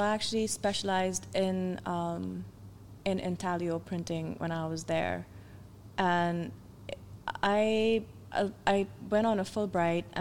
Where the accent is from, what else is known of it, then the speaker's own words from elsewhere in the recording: Pakistan; moved away as an adult; I was back at uh, the National College of Arts, but they'd actually opened up a branch in my hometown.